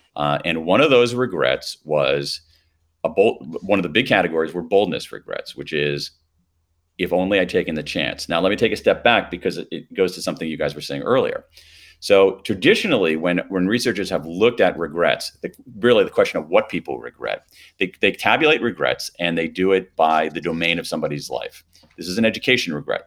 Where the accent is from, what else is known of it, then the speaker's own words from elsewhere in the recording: Columbus, Ohio, United States; I grew up in Columbus, Ohio